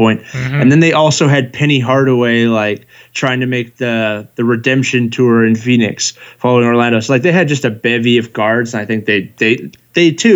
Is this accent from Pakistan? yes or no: no; Canada; also born or lived in Calgary, Alberta; I'm also Canadian